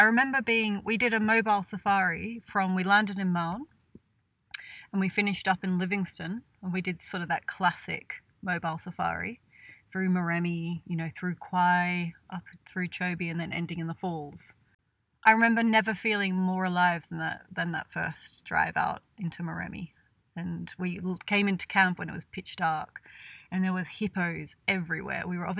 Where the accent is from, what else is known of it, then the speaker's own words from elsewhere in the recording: New South Wales, Australia; I'm from Australia. I'm from a small country town between Sydney and Canberra.